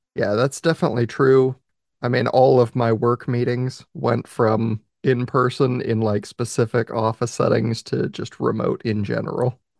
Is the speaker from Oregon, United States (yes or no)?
yes; Oregon, United States; my home state, Oregon